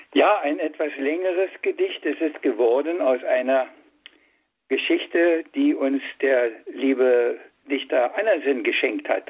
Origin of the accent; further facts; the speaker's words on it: Brandenburg, Germany; Ich bin ein Urbrandenburger. Nur meine, meine Eltern sind von woanders